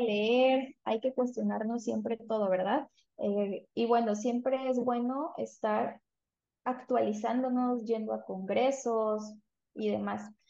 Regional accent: San Juan Bautista Tuxtepec, Oaxaca, Mexico; also born or lived in Veracruz / Puebla; Yo soy de Tuxtepec, que es un municipio que se encuentra en el estado de Oaxaca, soy oaxaqueña

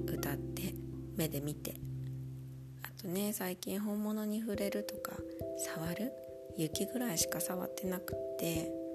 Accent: Nagasaki, Japan; now in Munich, Germany; 私は結構日本でも雨が多い町長崎で生まれ育ったので

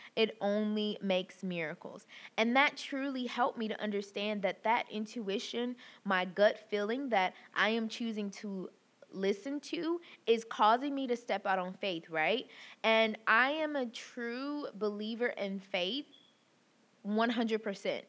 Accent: the South, United States; growing up in the South

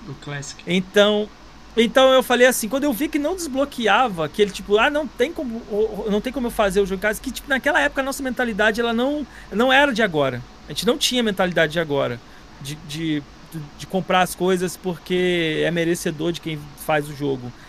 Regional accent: Nova Iguaçu, Rio de Janeiro, Brazil; eu também sou de, sou de Nova Iguaçu

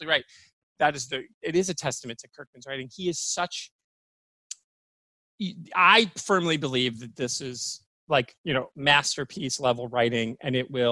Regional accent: Michigan, United States; now in Florida, United States; my home state of Michigan

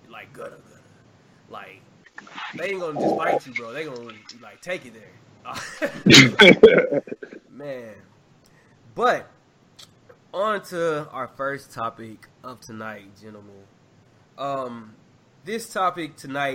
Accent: Arkansas, United States; moved away; we grew up in Arkansas

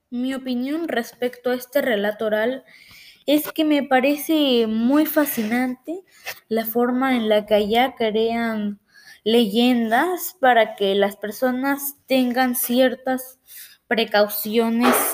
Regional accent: Peru; ayudan a que pueda difundir la diversidad cultural de acá en mi país de Perú

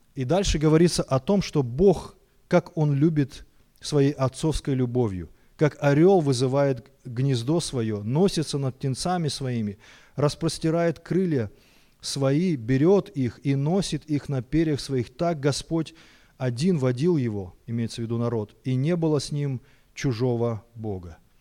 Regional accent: Almaty, Kazakhstan; я вырос в Алмате, в Казахстане

